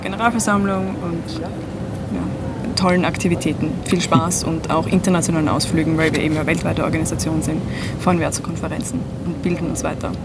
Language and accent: German; Styria, Austria; moved away as an adult; now in Vienna, Austria; ich komme ursprünglich aus der Steiermark, wohne seit drei oder vier Jahren jetzt schon in Wien